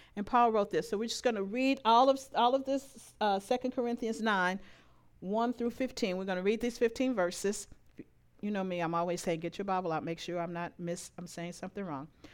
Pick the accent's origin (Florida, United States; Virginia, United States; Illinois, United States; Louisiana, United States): Louisiana, United States; moved away; I am from Louisiana.